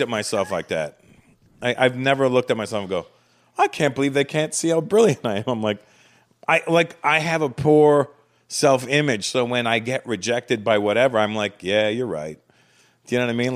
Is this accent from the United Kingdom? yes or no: no; Canada; moved away as an adult; now in United States; growing up in Canada, although I grew up around the black community in Canada from the age of four